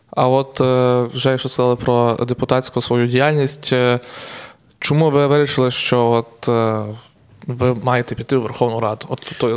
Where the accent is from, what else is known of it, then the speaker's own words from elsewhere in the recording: Truskavets, Lviv Oblast, Ukraine; я сам з Трускавця